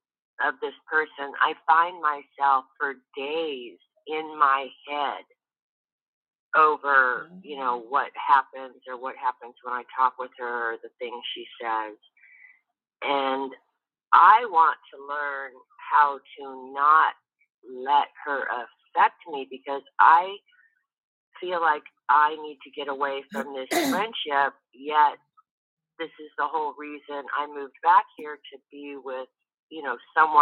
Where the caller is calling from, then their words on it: Georgia, United States; calling from Georgia.